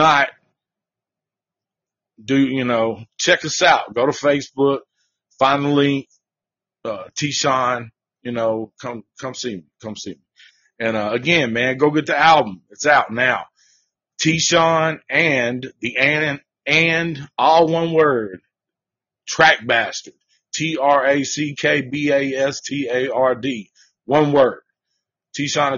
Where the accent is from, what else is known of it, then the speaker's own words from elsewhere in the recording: the South, United States; I'm from the South